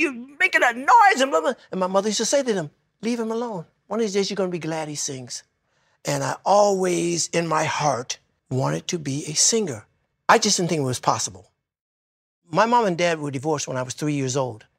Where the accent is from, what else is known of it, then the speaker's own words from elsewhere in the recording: Detroit, Michigan, United States; I was growing up in Detroit